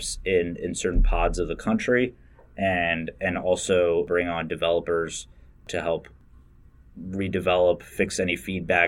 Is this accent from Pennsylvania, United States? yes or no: yes; Bucks County, Pennsylvania, United States; I grew up in Bucks County